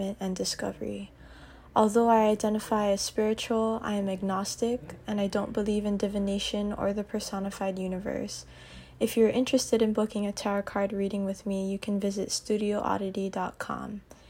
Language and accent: English; Aiea, Hawaii, United States; I am a third-generation Filipino interdisciplinary artist and cosmetologist born and raised in Aiea, Hawaii